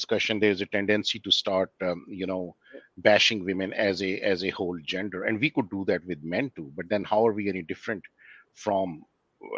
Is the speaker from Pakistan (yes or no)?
yes; Pakistan; moved away as an adult; now in Australia; I'm originally from Pakistan and I live in Australia and I've been in Australia since 2008.